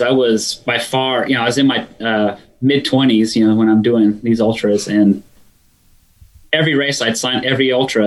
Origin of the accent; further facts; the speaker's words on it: Sacramento, California, United States; I grew up in Sacramento, California